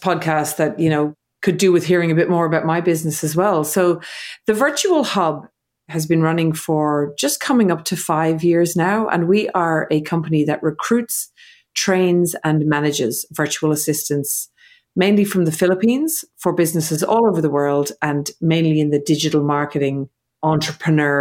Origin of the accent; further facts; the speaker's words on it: Ireland; now in Australia; I'm living in Australia. I'm from Ireland.